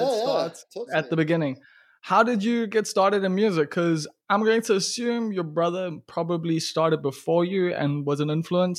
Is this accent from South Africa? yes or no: yes; KwaZulu-Natal, South Africa; first language English; I just grew up English in KwaZulu-Natal. So I know I can net a klein bietjie Afrikaans verstaan